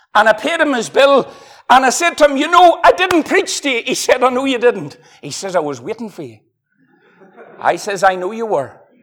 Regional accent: Ireland; I'm from Ireland.

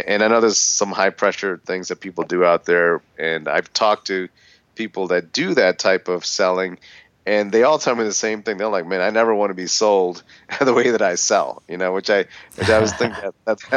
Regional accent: Philadelphia, Pennsylvania, United States; I grew up in Philadelphia

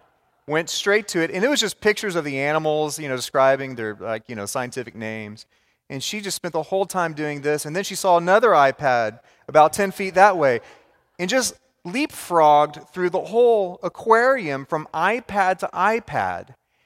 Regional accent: Richardson, Texas, United States; I grew up in North Dallas in Richardson, just bordering this big city of Dallas.

